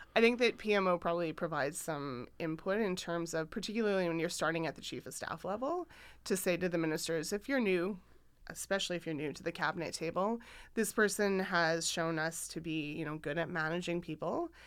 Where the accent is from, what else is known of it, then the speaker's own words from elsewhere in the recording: Saskatchewan, Canada; moved away; I grew up in Saskatchewan